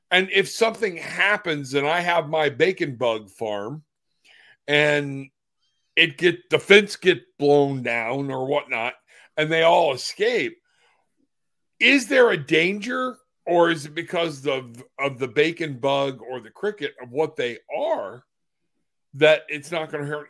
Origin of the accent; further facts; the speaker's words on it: Florida, United States; I'm from Florida